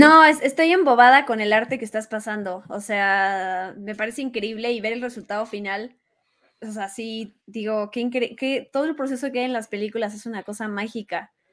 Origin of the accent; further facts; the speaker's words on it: Mexico; somos mexicanos